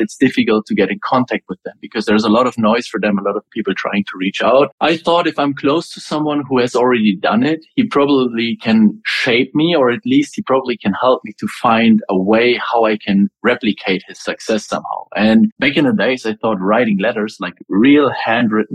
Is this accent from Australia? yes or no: no; Germany; I'm originally from Germany. I lived in a very small village